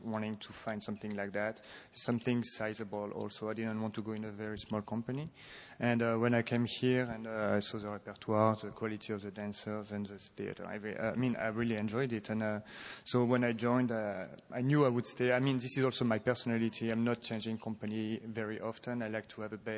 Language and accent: English; Lille, Hauts-de-France, France; moved away; also born or lived in Paris; I was born in northern France, in Lille, and my parents, when I was a kid, wanted me and my brother to do a sport and some music